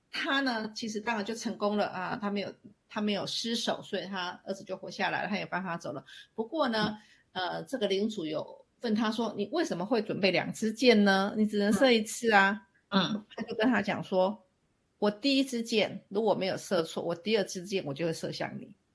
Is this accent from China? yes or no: no; Taiwan; now in Switzerland; 其实我们台湾，嗯，其实也就是一个我们所认知中的一个海洋的岛国